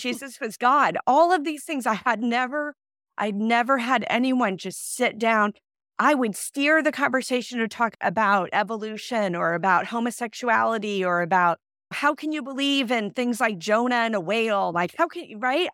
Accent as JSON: {"language": "English", "region": "Iowa", "country": "United States", "tie": "born or raised there", "also_born_or_lived": "Illinois / Saint Louis", "moved": "as an adult", "said": "I'm from Iowa, I was going to school in Illinois"}